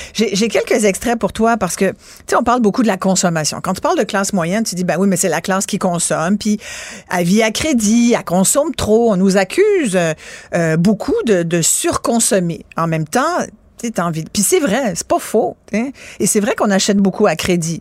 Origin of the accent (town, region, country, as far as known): Mont-Saint-Hilaire, Quebec, Canada; born or raised there; also born or lived in France